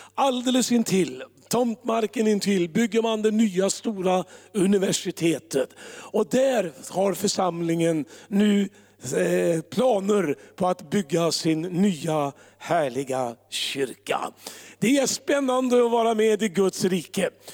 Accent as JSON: {"language": "Swedish", "town": "Örebro", "region": "Örebro County", "country": "Sweden", "said": "Örebro, där jag kommer ifrån"}